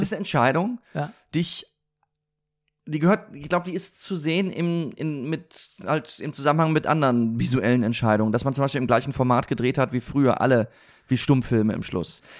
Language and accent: German; Siegen, North Rhine-Westphalia, Germany; moved away; meiner Heimatstadt Siegen